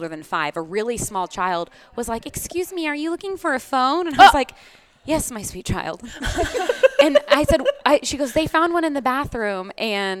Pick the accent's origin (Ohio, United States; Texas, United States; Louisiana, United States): Texas, United States; Grand Prairie; moved away as an adult; also born or lived in New York City / Los Angeles; now in Lexington, United States; I'm from Texas, Grand Prairie, Texas. It's in the Dallas area.